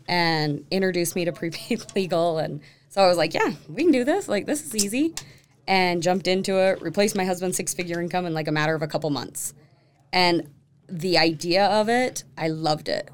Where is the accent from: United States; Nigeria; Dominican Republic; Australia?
United States; Sandy, Utah; also born or lived in Draper, Utah; now in Alpine, United States; Born and raised in Sandy